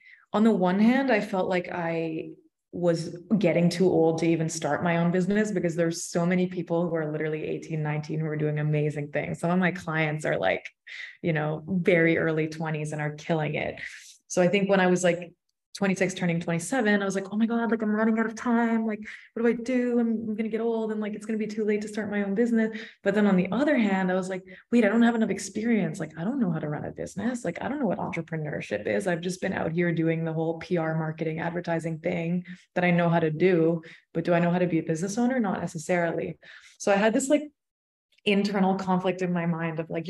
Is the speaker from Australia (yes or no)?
no; Toronto, Ontario, Canada; moved away as an adult; also born or lived in London; I initially left Toronto when I was like, just when I finished high school, when I was like 18